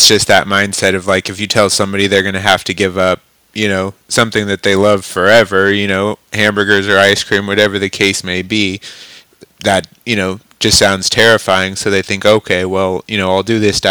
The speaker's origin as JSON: {"language": "English", "town": "Klamath Falls", "region": "Oregon", "country": "United States", "tie": "born or raised there", "moved": "as an adult", "lives_now": "Clarkston, United States", "said": "I decided to move out of my hometown, So I'd always grown up in Southern Oregon, Klamath Falls, Oregon"}